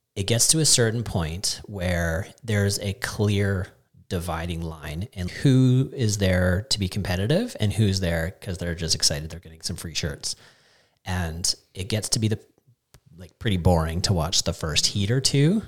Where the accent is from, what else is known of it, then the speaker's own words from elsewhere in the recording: Canada; as a Canadian